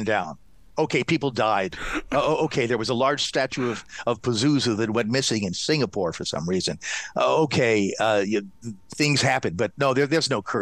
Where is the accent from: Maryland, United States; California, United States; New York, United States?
Maryland, United States; Silver Spring; I'm from Silver Spring, which is a rifle shot away from Cottage City